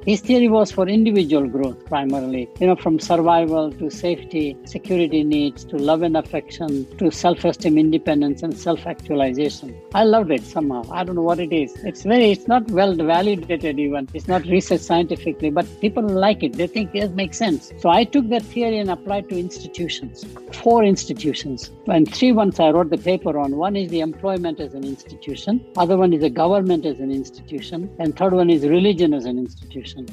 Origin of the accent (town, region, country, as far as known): Chennai, Tamil Nadu, India; born or raised there; also born or lived in Burma